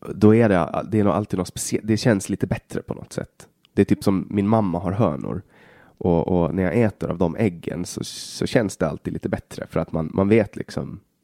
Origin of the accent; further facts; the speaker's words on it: Åland Islands; Hemma på Åland